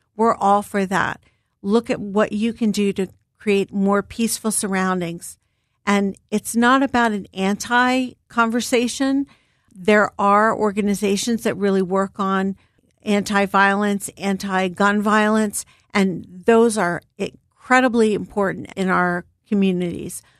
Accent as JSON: {"language": "English", "town": "Philadelphia", "region": "Pennsylvania", "country": "United States", "tie": "born or raised there", "said": "I'm a Philly girl, born and raised. I grew up in Germantown, Mountain Area"}